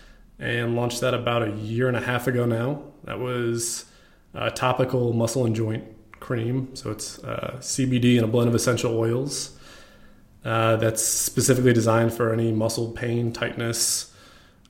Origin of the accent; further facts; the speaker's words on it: Dallas, Texas, United States; also born or lived in Racine, Wisconsin / Plano, Texas; When I was young. I think I was 8. When I moved to Plano and then Dallas shortly after that. So I've kind of been in Dallas most of my life